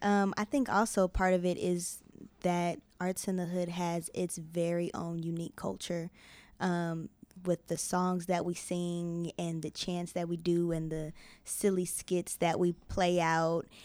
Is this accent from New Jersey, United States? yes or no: no; Denver, Colorado, United States; moved away as an adult; now in Chicago, United States; born and raised in Denver